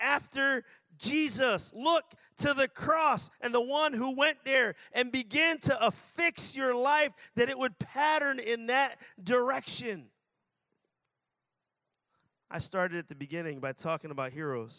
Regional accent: Philadelphia, Pennsylvania, United States; I'm from Philadelphia, and I pastor a church in Philadelphia

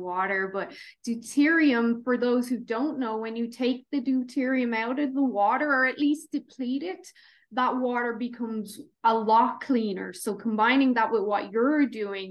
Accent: Ireland; now in Alberta, Canada; I'm in Alberta, Canada. We're very homegrown here. And of course, I'm Irish

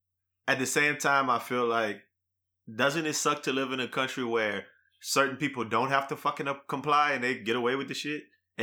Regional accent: New Iberia, Louisiana, United States; We're from Liberia. Like, Louisiana is right there. It happened it happened 20 miles from where we grew up.

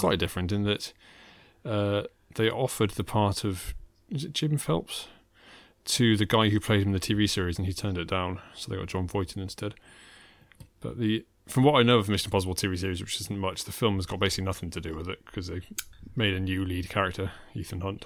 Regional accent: England, United Kingdom; I'm English

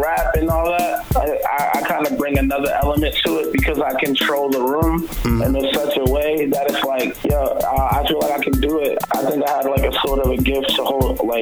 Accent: Boston, Massachusetts, United States; I'm from Roxbury, you know, born and raised right near Dudley

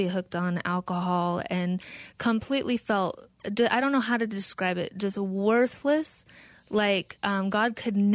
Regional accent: South Dakota, United States; moved away as an adult; now in Phoenix, United States; I grew up in South Dakota, not on the reservation

